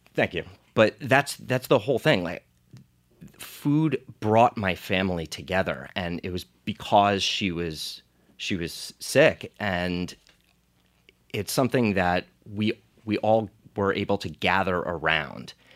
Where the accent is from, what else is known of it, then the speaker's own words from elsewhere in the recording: Monmouth County, New Jersey, United States; I grew up in Monmouth County, New Jersey